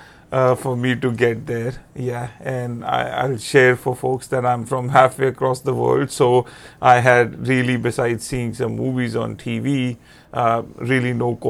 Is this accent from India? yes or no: yes; India; moved away; growing up in India